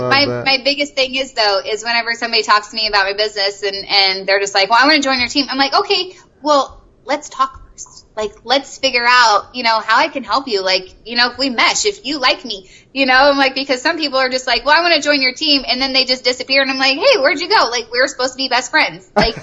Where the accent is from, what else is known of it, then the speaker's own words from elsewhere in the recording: the South, United States; because I'm from the South, and so we're just like, …, get over here.